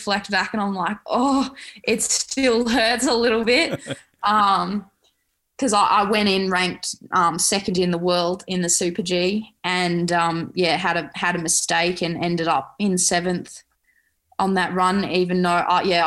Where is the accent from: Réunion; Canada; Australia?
Australia; I'm proud to represent skiing in Australia as an Australian Olympian